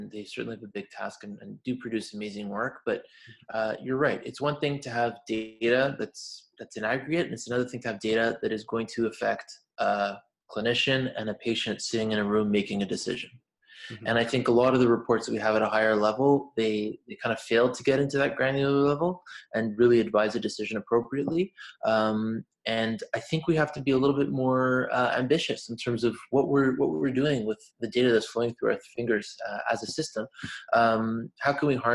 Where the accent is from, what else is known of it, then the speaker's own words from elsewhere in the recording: Montreal, Quebec, Canada; in Quebec because that's where I'm from. I'm from Montreal. So yeah, I mean, just growing up